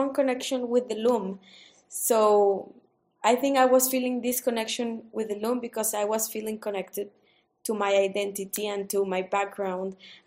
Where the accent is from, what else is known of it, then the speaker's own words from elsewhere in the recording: San Luis Potosí, Mexico; moved away as an adult; also born or lived in Chicago, United States; now in Oaxaca, Mexico; I'm originally from San Luis Potosí, Mexico, which is like right in the center of the country.